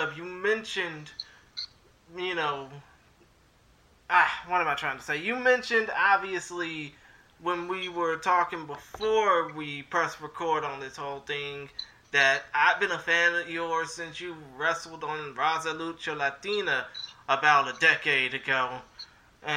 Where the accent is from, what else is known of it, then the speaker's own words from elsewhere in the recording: Houston, Texas, United States; obviously we are from Houston